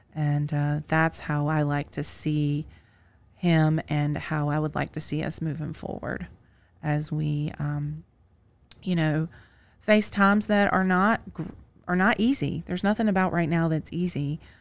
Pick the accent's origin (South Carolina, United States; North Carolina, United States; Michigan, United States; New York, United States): North Carolina, United States; Greensboro; my hometown of Greensboro, North Carolina